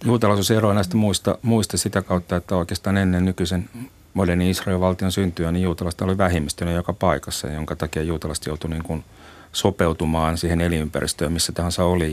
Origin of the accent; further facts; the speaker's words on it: Finland; Suomen juutalaiset ei oikeastaan ulkonäöllisesti erotu muusta väestöstä, eli meitä ei pysty tunnistamaan